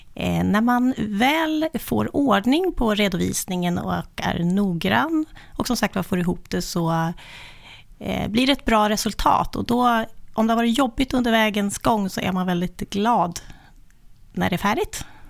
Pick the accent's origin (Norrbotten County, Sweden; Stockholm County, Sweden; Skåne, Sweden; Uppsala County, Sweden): Uppsala County, Sweden; Östhammar; now in Uppsala, Sweden; Jag är född i lilla Östhammar, men vid kusten. Kustens pärla, men bor i Uppsala sedan ganska många år tillbaka